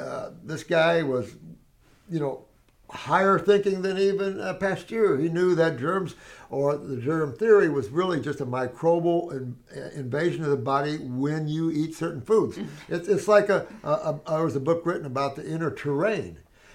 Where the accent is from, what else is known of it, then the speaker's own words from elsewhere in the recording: Connecticut, United States; I grew up in Connecticut and have been pulling ticks off of me.